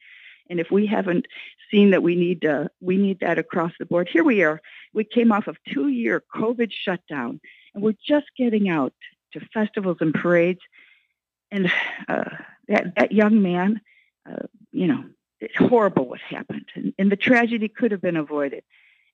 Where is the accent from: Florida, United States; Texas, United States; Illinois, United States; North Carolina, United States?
Illinois, United States; Lake County; I'm from Lake County